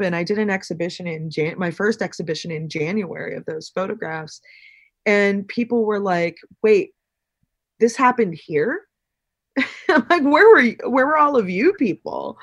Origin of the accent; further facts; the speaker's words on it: Pennsylvania, United States; moved away; also born or lived in New York; this town, my hometown, was one of the first towns in the, in the United States to start manufacturing less lethal munitions